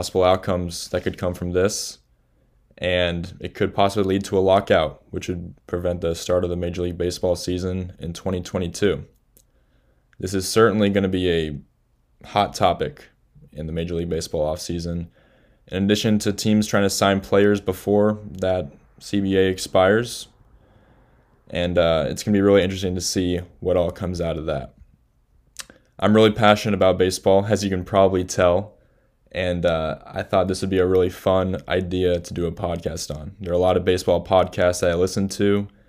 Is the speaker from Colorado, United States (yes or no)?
yes; Aurora, Colorado, United States; moved away; I'm from Aurora, Colorado